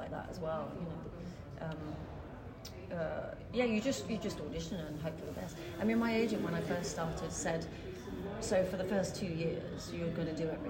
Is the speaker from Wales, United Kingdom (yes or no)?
no; Dartford, South East England, United Kingdom; born or raised there